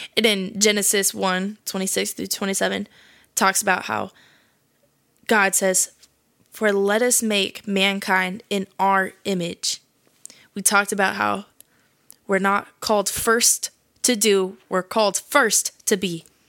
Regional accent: California, United States; I'm twenty-one years old. I'm from California.

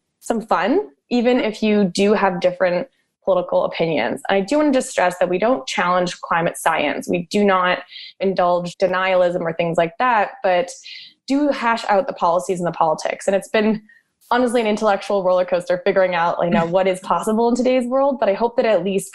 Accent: Canada; moved away as an adult; now in United States; I'm actually Canadian

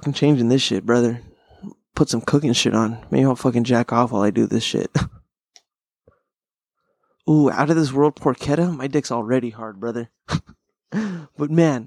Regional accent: Pasadena, California, United States; I'm from Pasadena

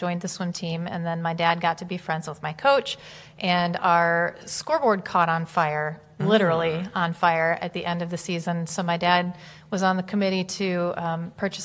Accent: Grand Rapids, Michigan, United States; I am from Grand Rapids, Michigan

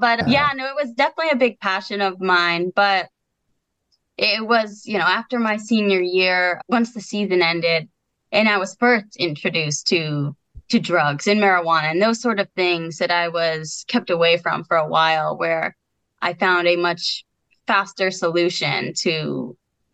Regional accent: Connecticut, United States; born or raised there

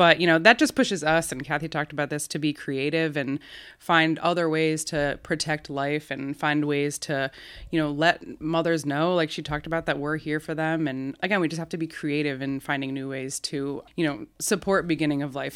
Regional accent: Albany, New York, United States; I'm from Albany. I grew up. I grew up here. Grew up going to Catholic school here

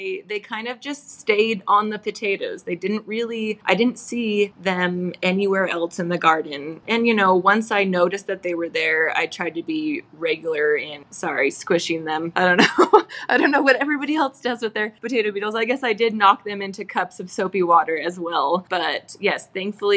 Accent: Idaho, United States; I'm from Idaho

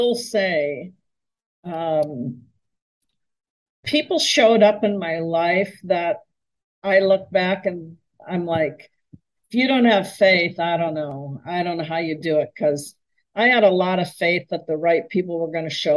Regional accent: Minneapolis, Minnesota, United States; moved away as an adult; also born or lived in California; I moved to my hometown of Minneapolis, where I was born and raised

